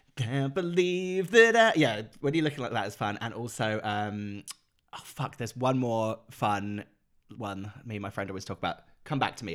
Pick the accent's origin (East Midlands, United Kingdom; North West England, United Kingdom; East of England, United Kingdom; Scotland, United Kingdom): East of England, United Kingdom; Norfolk Broads; I grew up in the Norfolk Broads, which is, like, that, all those, the, the waterways